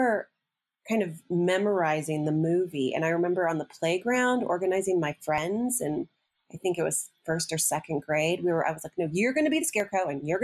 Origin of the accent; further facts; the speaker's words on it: Champaign, Illinois, United States; moved away as an adult; also born or lived in South Carolina; now in Spartanburg, United States; I am from the center of the universe, my dad called it, Champaign, Urbana, CU. It is sort of in the center of the country, Midwest college town